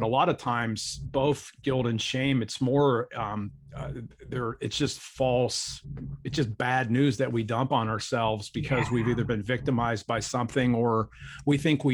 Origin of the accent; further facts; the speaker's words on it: Akron, Ohio, United States; I grew up in Akron, Ohio